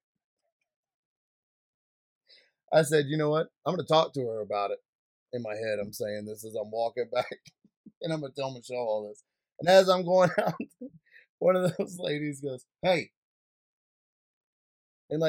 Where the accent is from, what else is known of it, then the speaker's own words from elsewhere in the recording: Louisiana, United States; I'm from Louisiana